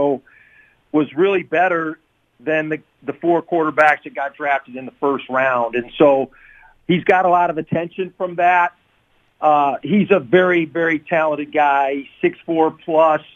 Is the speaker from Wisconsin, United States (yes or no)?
yes; Wisconsin, United States; moved away; we grew up in Wisconsin